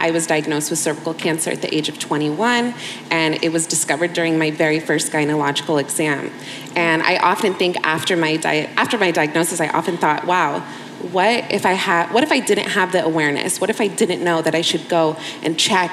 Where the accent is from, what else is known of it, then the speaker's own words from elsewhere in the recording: United States; I grew up in the States where we received, you know, sex education in school